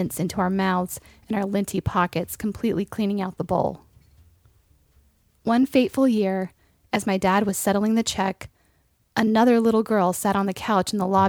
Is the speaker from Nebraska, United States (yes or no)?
no; Raleigh, North Carolina, United States; When I was a child growing up in Raleigh, North Carolina